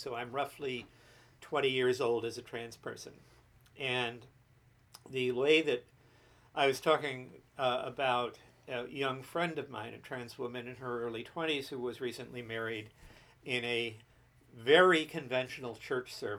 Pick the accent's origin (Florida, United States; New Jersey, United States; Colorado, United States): New Jersey, United States; I was born in New Jersey, mm-hmm. in the New York suburbs. In 1946, I was raised in the Jersey